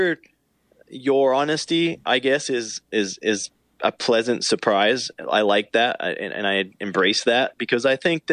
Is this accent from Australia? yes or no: yes; Australia; moved away as an adult; now in United States; as an Australian